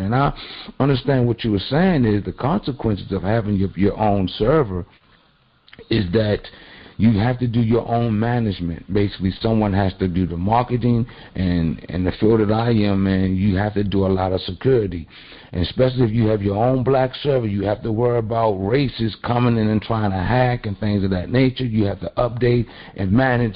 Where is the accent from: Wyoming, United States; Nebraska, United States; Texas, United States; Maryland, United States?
Maryland, United States; Baltimore; I'm also from the Baltimore area